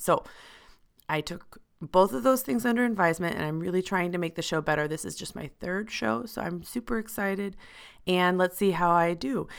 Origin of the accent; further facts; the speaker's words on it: United States; moved away as an adult; now in Switzerland; I'm an American professional living and working in Switzerland